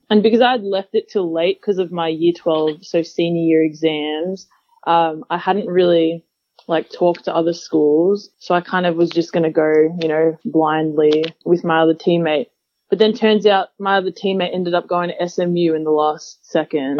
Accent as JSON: {"language": "English", "town": "Melbourne", "region": "Victoria", "country": "Australia", "tie": "born or raised there", "also_born_or_lived": "Utah, United States", "moved": "as an adult", "said": "growing up in Australia"}